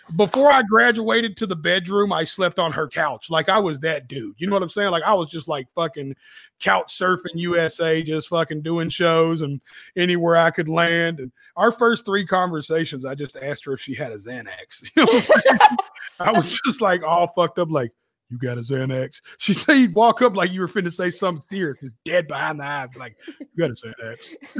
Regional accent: Nashville, Tennessee, United States; right out south of Nashville called Antioch. It's in Nashville, but I just represent my little district. So it's like I'm from Antioch, Tennessee

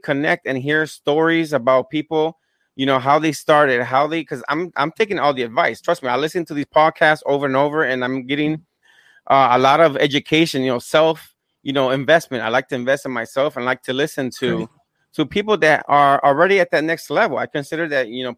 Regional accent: Florida, United States; also born or lived in Gary, Indiana / Puerto Rico; I was born there, but I was raised down here in Florida. And I went to Puerto Rico for a couple years.

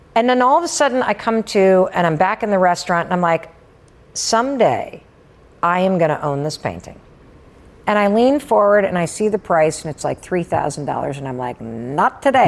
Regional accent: Western Michigan, United States; moved away as an adult; also born or lived in New Hampshire; I grew up in Western Michigan

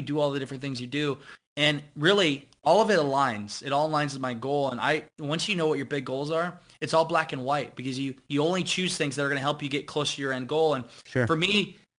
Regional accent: Iowa, United States; growing up in Iowa

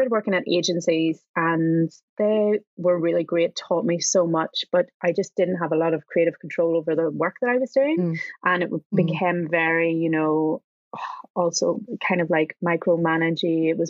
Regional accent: Enniskillen, Northern Ireland, United Kingdom; also born or lived in London; now in Scotland, United Kingdom; I do live in Scotland. Yes. I am currently in my hometown of Enniskillen in Northern Ireland

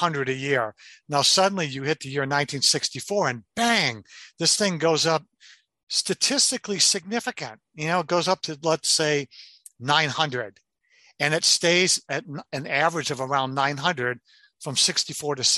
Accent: Detroit, Michigan, United States; I'm a guy from Detroit.

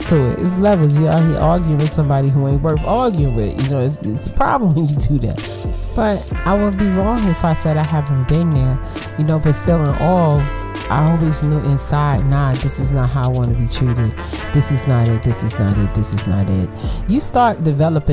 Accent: New York City, New York, United States; we was born and raised in Brooklyn

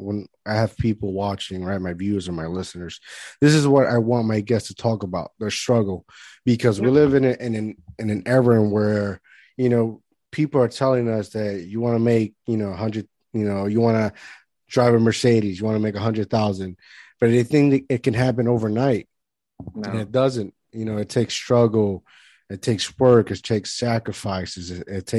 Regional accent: Puerto Rico; now in New Jersey, United States; I grew up in Puerto Rico

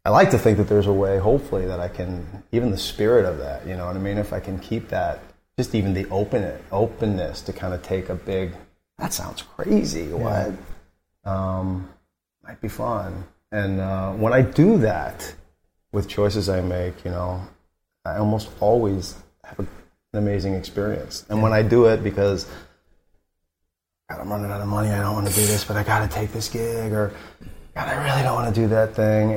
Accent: rural Missouri, United States; moved away as an adult; also born or lived in St. Louis, Missouri; So I was raised in St. Louis. And then when I was 7, my dad bought a big dilapidated farm, even more rural, like an hour and 40 minutes from St. Louis

